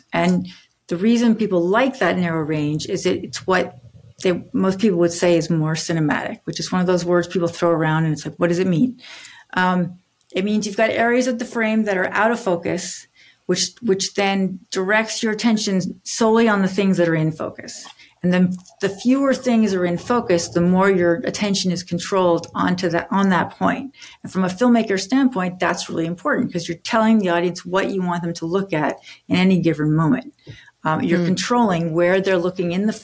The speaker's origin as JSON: {"language": "English", "region": "Maine", "country": "United States", "said": "I'm from Maine originally"}